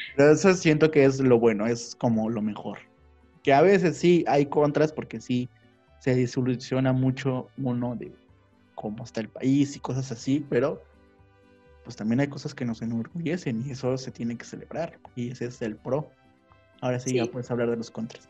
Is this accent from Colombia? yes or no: no; Mexico; Son platillos que nos representan como mexicanos